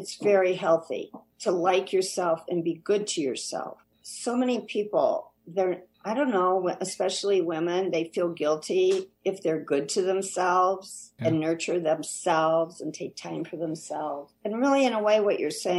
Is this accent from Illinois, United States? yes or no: yes; Kankakee, Illinois, United States; growing up in Kankakee by the sea